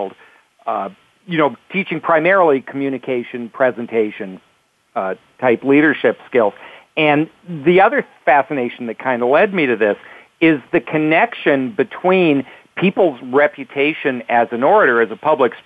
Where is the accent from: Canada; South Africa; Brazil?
Canada; moved away as an adult; also born or lived in Toronto, Canada / Los Angeles, United States; Growing up in Canada, a kid in Canada